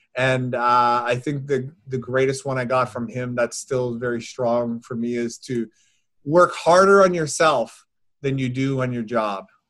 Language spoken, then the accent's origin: English; Newfoundland and Labrador, Canada; moved away; my hometown, my home community in Newfoundland